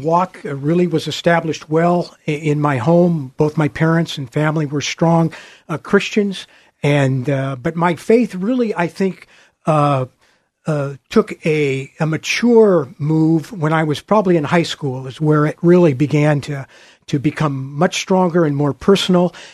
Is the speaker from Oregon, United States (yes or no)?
yes; Portland, Oregon, United States; also born or lived in New York City, United States; I, uh, grew up on a farm, uh, just, uh, uh, in West Portland, uh, kind of in the Bethany, West Union area